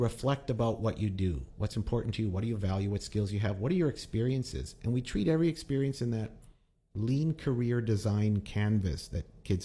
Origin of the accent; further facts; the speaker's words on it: Winnipeg, Manitoba, Canada; I'm from the neighborhood of Norwood, the Norwood Flats